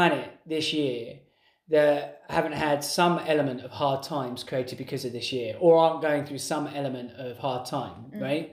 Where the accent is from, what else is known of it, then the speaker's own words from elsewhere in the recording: England, United Kingdom; being English and growing up in that culture